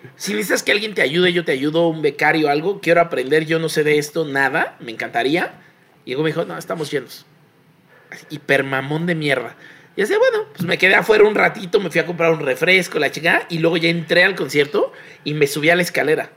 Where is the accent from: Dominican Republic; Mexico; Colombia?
Mexico; somos de Azcapotzalco y satélite